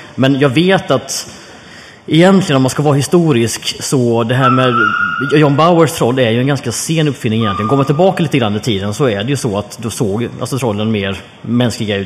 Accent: Jönköping, Jönköping County, Sweden; jag växte upp i Jönköping

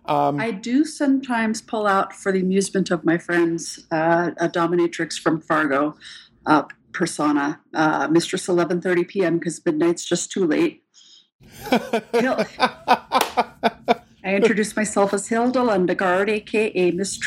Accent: Germany; born there; My dad was in the Air Force, so we sort of lived all over the place, and I was born in Germany.

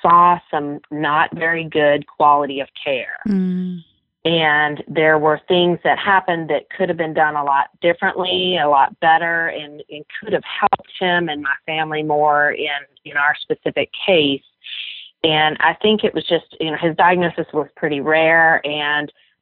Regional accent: Memphis, Tennessee, United States; my hometown of Memphis

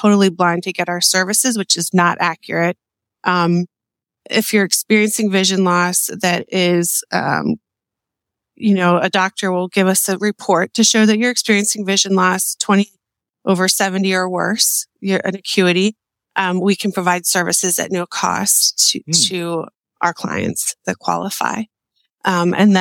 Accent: Lancaster, Pennsylvania, United States; also born or lived in Millersville, Pennsylvania / Pittsburgh, Pennsylvania; I was born in Lancaster General Hospital.

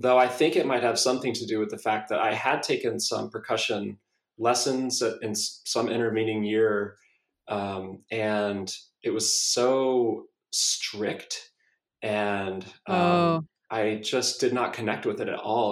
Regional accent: South Carolina, United States; now in Austin, United States; I grew up in South Carolina, and we used to go to Clemson football games

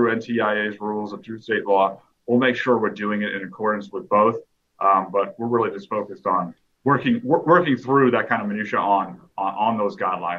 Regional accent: Boston, Massachusetts, United States; also born or lived in El Paso, Texas; now in Austin, United States; I'm originally actually from Boston, Massachusetts, so I am a Patriots fan. You know, I did go, I came to Texas through the United States military, hence why I was in El Paso, hence why I went to UTEP. But then I came to Austin, did grad school at UT

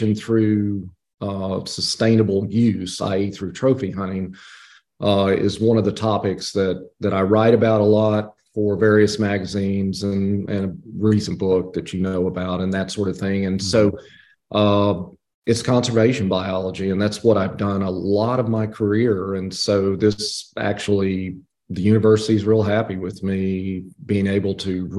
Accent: Abilene, Texas, United States; now in Georgia, United States; I'm from Abilene, Texas. Grew up outside of the city, actually, in a little bitty place called Elmdale, right off of I-20

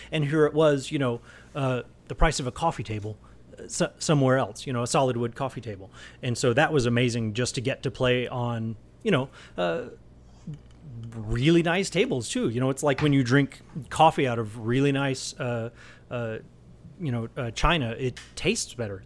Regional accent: Texas, United States; now in Colorado, United States; I'm from Texas originally

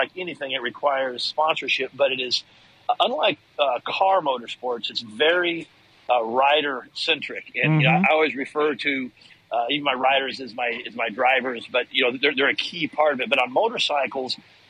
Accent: Texas, United States; Got to the local pro level growing up in Texas

